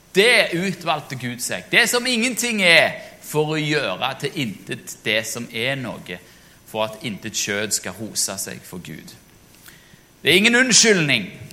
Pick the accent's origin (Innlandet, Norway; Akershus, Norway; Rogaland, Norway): Rogaland, Norway; Jørpeland; moved away; jeg var i min gamle menighet hjemme på Jørpeland